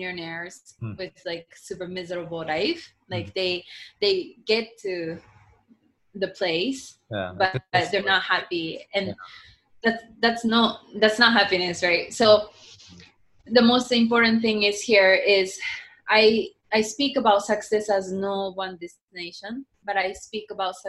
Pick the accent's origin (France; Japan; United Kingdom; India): Japan; English is a second language; I was born and raised in Japan